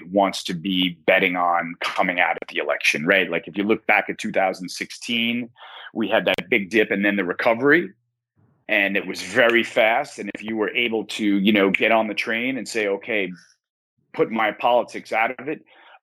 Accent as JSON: {"language": "English", "country": "United States", "said": "as an American"}